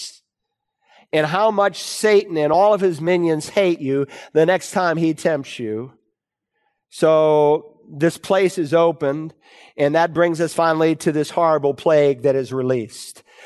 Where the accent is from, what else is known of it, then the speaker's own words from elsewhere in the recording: Worcester, Massachusetts, United States; moved away as an adult; I grew up in Worcester, Massachusetts, and I left home